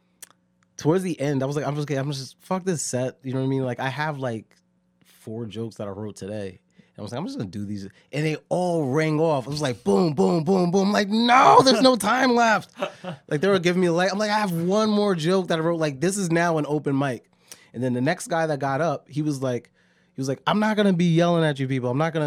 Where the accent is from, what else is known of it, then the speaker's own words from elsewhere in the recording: Connecticut, United States; Yeah, I'm from Connecticut.